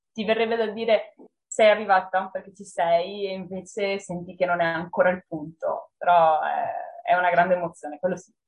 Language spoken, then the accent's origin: Italian; Monselice, Veneto, Italy; la biblioteca del mio paese, che è Monselice